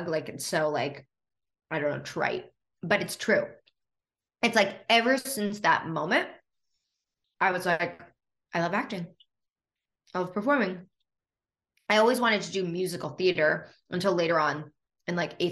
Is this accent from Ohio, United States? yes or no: no; New York City, New York, United States; moved away as an adult; now in Los Angeles, United States; born and raised on the Upper West Side